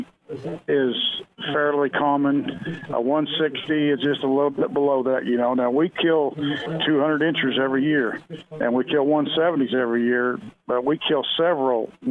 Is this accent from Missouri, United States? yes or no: yes; Joplin, Missouri, United States; now in Kansas, United States; I'm actually from Joplin, Missouri, and I've been over in Kansas for almost 30 years now